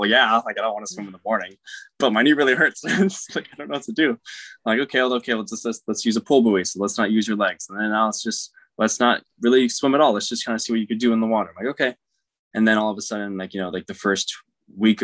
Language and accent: English; Roseville, California, United States; also born or lived in Daly City, California; I grew up in Roswell, California, here on the West Coast